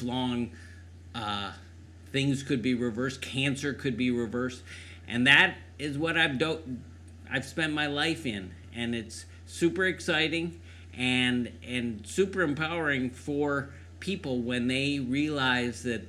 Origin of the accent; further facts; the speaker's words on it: Cleveland, Ohio, United States; moved away as an adult; also born or lived in San Diego; I grew up in Cleveland.